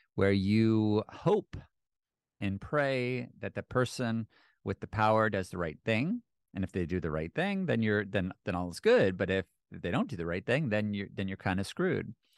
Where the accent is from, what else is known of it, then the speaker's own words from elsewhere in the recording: United States; speaking as an American